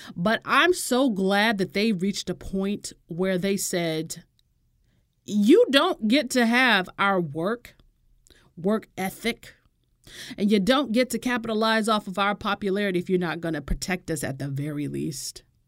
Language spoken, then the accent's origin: English; United States; I'm an American